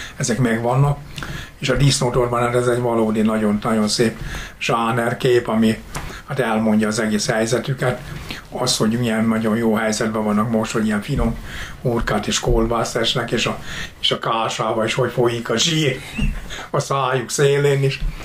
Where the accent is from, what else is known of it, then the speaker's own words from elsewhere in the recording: Zámoly, Fejér, Hungary; én Zámolyon születtem